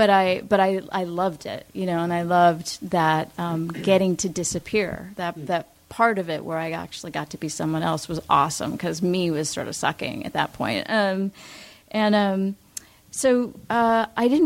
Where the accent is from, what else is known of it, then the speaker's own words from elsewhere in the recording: Los Angeles, California, United States; I grew up here in Los Angeles